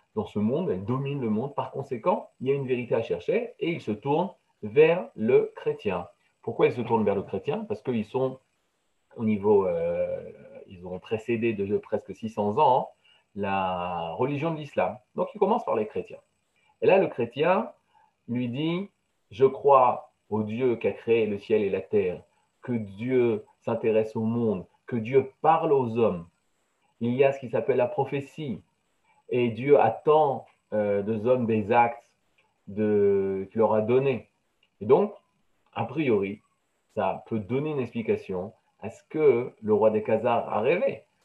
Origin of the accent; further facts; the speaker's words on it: France; j'ai grandi en France, dans la chrétienté